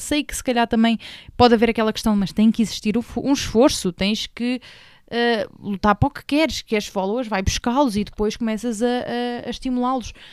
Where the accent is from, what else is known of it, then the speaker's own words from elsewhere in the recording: Portugal; portuguesa portuguesa, papá angolano, mãe retornada.